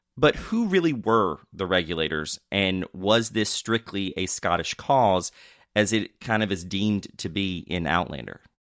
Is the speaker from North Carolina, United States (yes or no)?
yes; North Carolina, United States; I also grew up in North Carolina